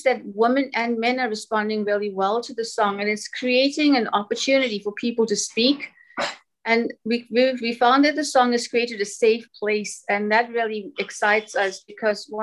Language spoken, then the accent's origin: English; Durban, KwaZulu-Natal, South Africa; I'm actually from Durban, South Africa